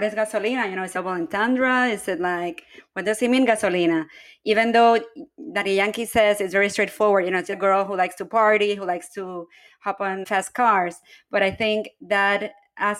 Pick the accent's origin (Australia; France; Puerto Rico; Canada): Puerto Rico; San Juan; Growing up in San Juan